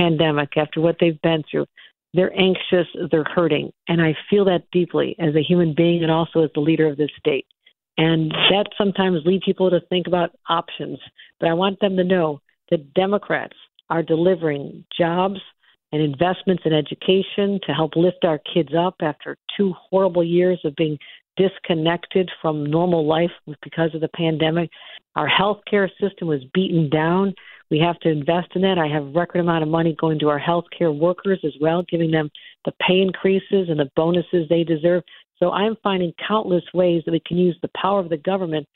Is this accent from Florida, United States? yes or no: no; Buffalo, New York, United States; That's what happened in Buffalo, the massacre in my hometown